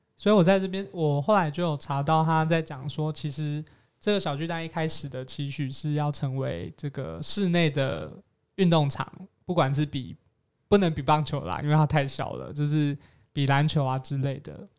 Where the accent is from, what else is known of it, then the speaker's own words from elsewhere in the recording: Kaohsiung, Taiwan; now in Taipei, Taiwan; 我自己身为高雄人